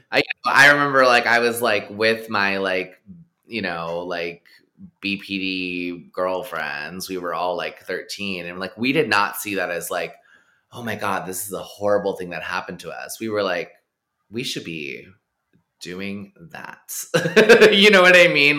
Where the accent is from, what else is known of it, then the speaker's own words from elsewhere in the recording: Texas, United States; moved away; I grew up in really conservative uh-huh. shithole Texas